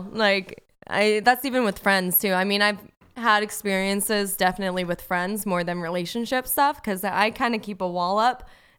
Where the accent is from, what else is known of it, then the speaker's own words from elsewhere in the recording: West Palm Beach, Florida, United States; now in Los Angeles, United States; He's, you know, we're both from West Palm Beach. We both went to Florida State. We both moved to LA for acting, and we both have the same birthday.